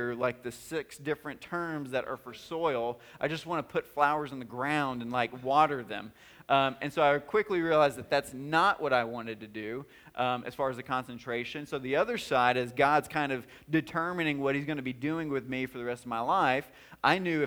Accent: United States; accent: drawl

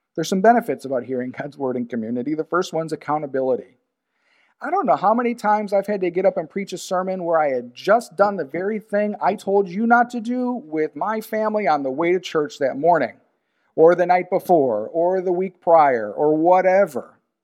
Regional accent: United States; Being an American

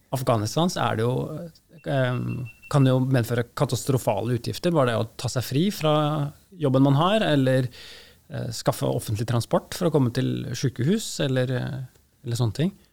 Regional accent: Norway; Som norske leger

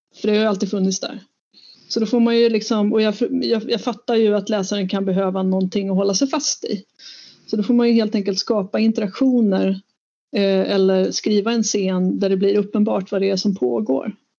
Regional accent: Sweden; Jag kan ju göra det som vit svensk

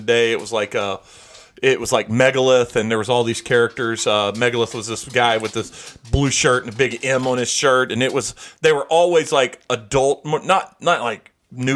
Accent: Charleston, United States; a couple times in my life growing up in Charleston, I got stabbed.

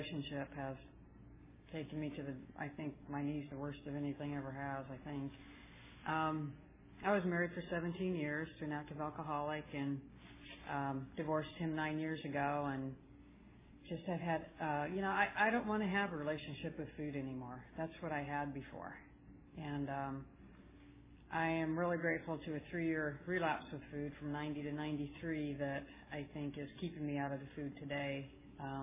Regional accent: Salt Lake City, Utah, United States; also born or lived in Southern California; I'm from Salt Lake City.

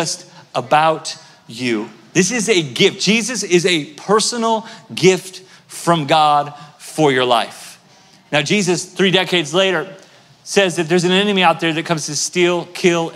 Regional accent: Tulsa, Oklahoma, United States; moved away; I'm from Tulsa, Oklahoma originally

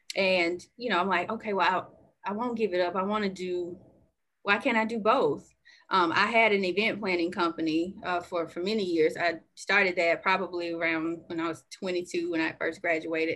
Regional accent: Birmingham, Alabama, United States; I grew up here in Birmingham, Alabama.

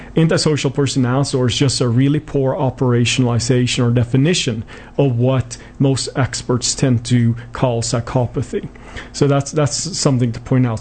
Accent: Sweden; moved away; I was born and raised in Sweden, hence my somewhat strange accent.

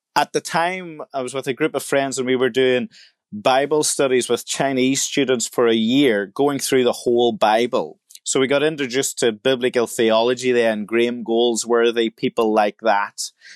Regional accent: Ireland; I was born in the Republic of Ireland in, uh, the country, and my parents were Christians

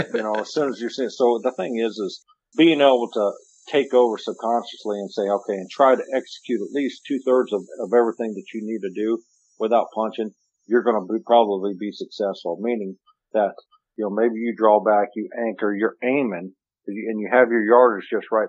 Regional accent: Missouri, United States; I was born and raised here in the Midwest

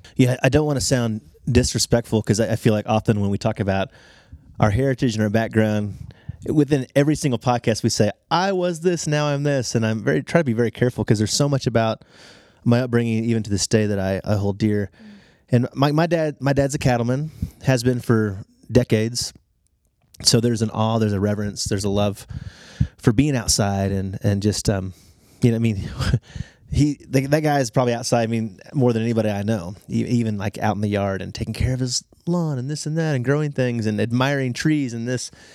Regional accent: Texas, United States; I grew up Southern Baptist evangelical, state of Texas

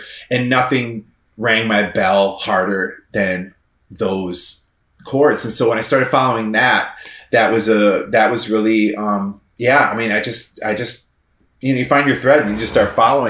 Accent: Midwest, United States; And as a Midwesterner, I would also ski with my mom or with my dad and my brother.

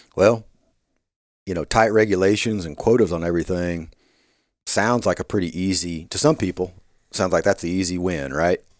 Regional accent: Kansas, United States; moved away as an adult; also born or lived in Davis, California; now in Arkansas, United States; I grew up in Kansas

